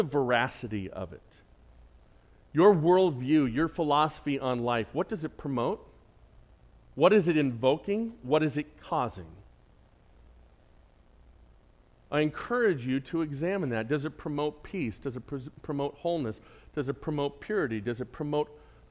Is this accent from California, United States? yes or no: yes; San Diego, California, United States; accent: San Diego; my San Diego accent